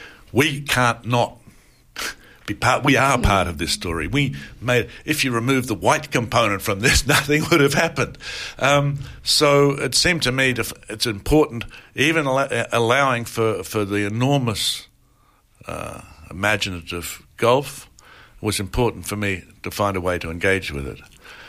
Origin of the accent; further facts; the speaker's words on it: Bacchus Marsh, Victoria, Australia; moved away; I visit my hometown every time I come to Australia and I see my sister and my brother and then I leave.